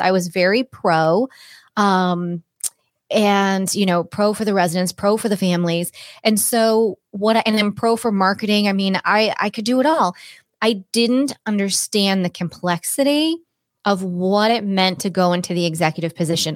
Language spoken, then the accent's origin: English; Cape Cod, Massachusetts, United States; moved away as an adult; also born or lived in Boulder, Colorado; I grew up on Cape Cod.